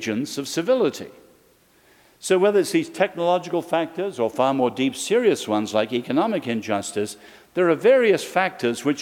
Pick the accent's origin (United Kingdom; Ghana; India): United Kingdom; England; now in Virginia, United States; as an Englishman